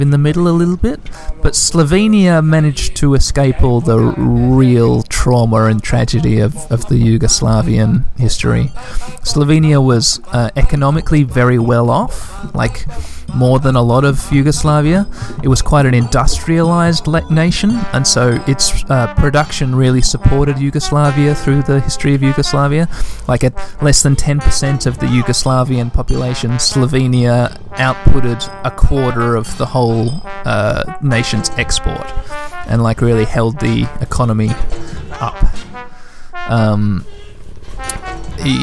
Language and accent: English; Western Australia, Australia; 2 million is the population of Western Australia, my home state